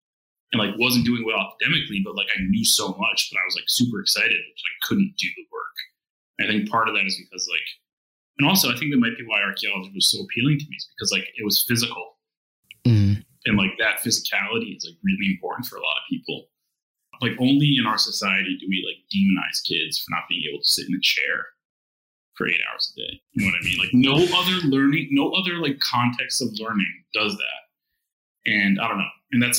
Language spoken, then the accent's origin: English; New Haven, Connecticut, United States; so I'm from Connecticut, right? I was born in New Haven, raised in New Haven. My dad was a lab tech at Yale and a union organizer when I was born, and we lived in a 3-family home, right? So like I grew up with my grandparents